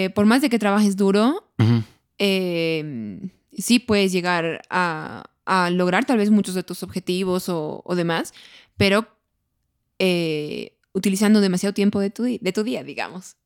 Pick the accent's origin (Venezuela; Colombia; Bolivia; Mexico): Bolivia; somos los bolivianos